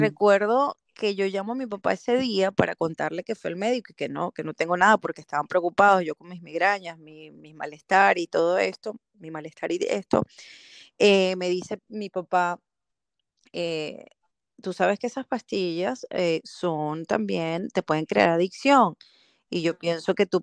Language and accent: Spanish; Caracas, Capital District, Venezuela; moved away as an adult; also born or lived in Canary Islands, Spain; now in Belgium; soy venezolana, nací en Venezuela, en Caracas